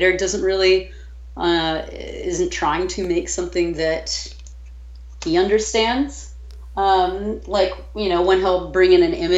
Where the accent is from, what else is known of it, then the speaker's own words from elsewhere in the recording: New York, United States; now in New Orleans, United States; I'm originally from New York